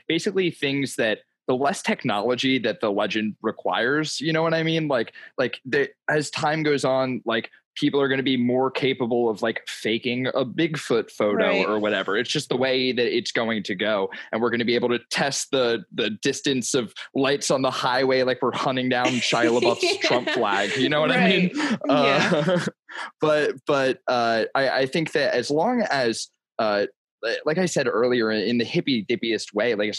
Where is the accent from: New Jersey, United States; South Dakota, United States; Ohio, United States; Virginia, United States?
New Jersey, United States; I'm from South Jersey